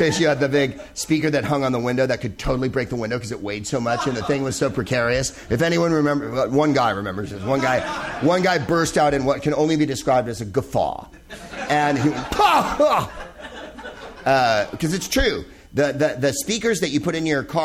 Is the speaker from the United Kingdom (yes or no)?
yes; Wales, United Kingdom; I'm originally from Wales